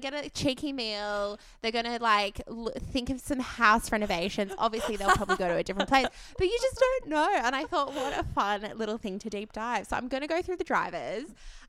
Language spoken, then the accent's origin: English; Australia; growing up in Australia, as a kid